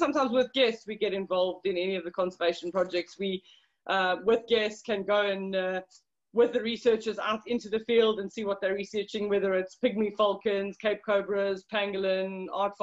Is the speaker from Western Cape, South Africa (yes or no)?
no; Johannesburg, Gauteng, South Africa; I grew up on a farm in Johannesburg, so in South Africa